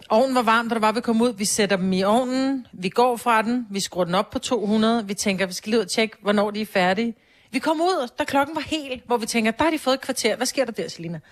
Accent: Copenhagen, Capital Region of Denmark, Denmark; jeg er barnefødt på Amager

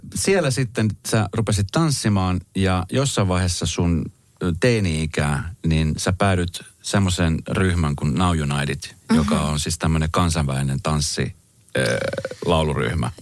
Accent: Colombia; now in Finland; Mä oon siis itse Kolumbiasta kotoisin

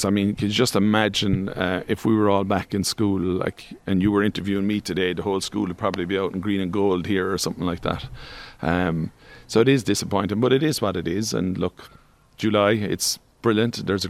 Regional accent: Tralee, Munster, Ireland; Well, I'm from Tralee, so there was always good local rivalries there between Austin Stacks and Cairns or Ahalies and John Mitchell's maybe, and now Nigel.

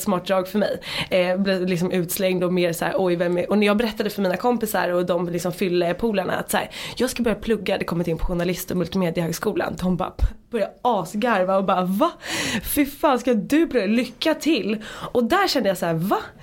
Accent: Dalarö, Stockholm County, Sweden; moved away as an adult; now in Stockholm, Sweden; Jag kom ut från Dalarö som jag sa, alltså när jag flyttade in till stan

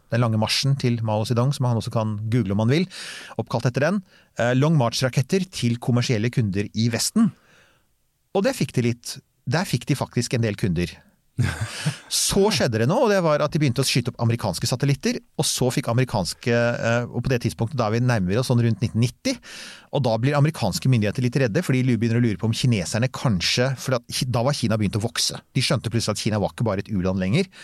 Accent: Bærum, Akershus, Norway; jeg er fra Bærum, vi kan bare stort sett pent bokmål

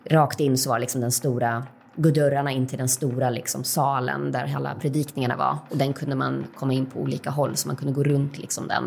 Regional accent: Uppsala, Uppsala County, Sweden; now in Malmö, Sweden; Eh, på slutet av 80-talet, början av 90-talet så växte jag upp på Livets Ord och gick på Livets Ords kristna skola. Eh, jag bor med min man och dotter i Malmö

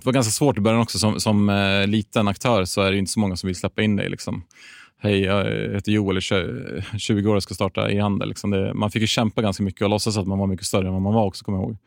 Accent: Gävle, Gävleborg County, Sweden; född och uppvuxen i Gävle

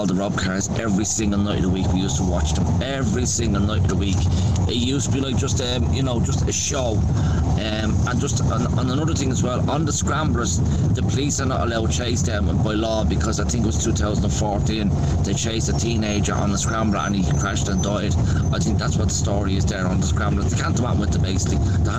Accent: Dublin, Leinster, Ireland; I grew up in Ballyfermot from 1975 to 1985

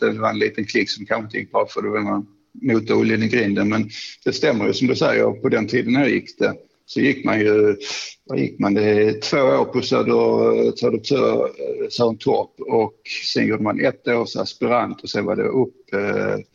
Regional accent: Skåne, Sweden; Jag kom upp där ner från Skåne och den omgivningen där, naturskönt och sen en massa goa klasskamrater.

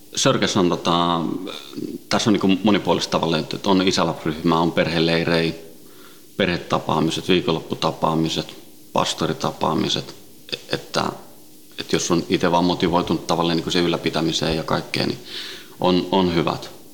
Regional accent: Helsinki, Uusimaa, Finland; also born or lived in Sweden; alun perin Ruotsista lähtöisin ja, ja tota, Ruotsin lähiössä kasvanut ja syntynyt ja, ja tota, viisivuotiaana noin tultiin Suomeen, Itä-Helsinkiin

